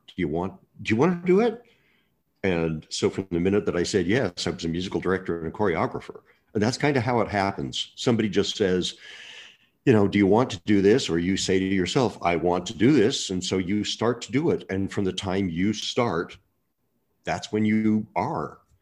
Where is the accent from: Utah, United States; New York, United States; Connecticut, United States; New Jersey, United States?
Utah, United States; Murray; I'm a little boy from Murray, Utah